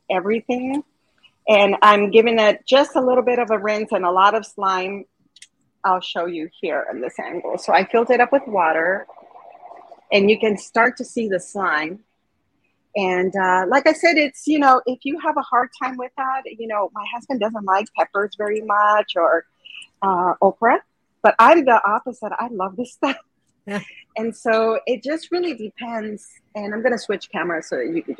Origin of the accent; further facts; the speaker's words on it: Arizona, United States; I grew up in Arizona